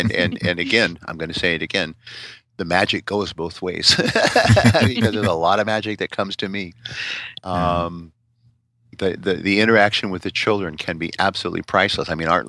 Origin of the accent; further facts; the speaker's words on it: Alabama, United States; you're from Alabama, I'm from Alabama, you know, that kind